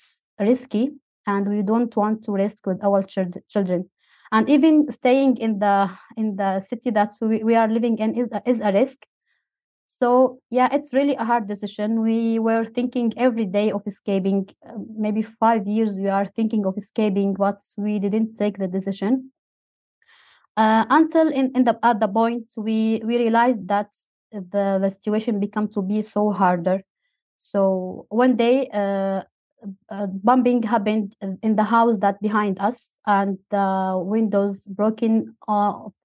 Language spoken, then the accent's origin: English; Syria; moved away as an adult; now in Turkey; I'm from Syria, but I live in Turkey